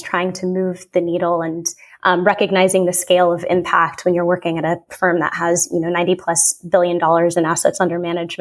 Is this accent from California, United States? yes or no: no; Southern Colorado, United States; moved away; I am originally from Southern Colorado